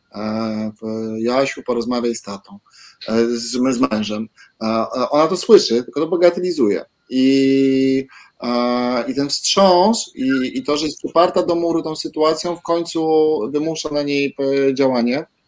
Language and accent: Polish; Nysa, Opole Voivodeship, Poland; moved away as an adult; ja jestem z Nysy i tak, to jest moje rodzinne tak, miasto, ale wyjechałem